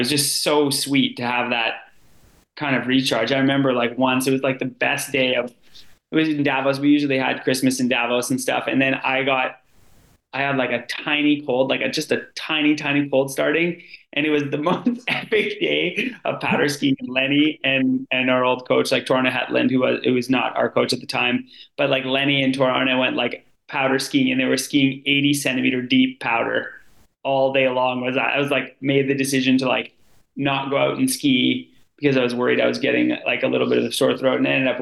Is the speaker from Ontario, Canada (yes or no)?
yes; Sudbury, Ontario, Canada; now in Canmore, Canada; I'm from Sudbury, Ontario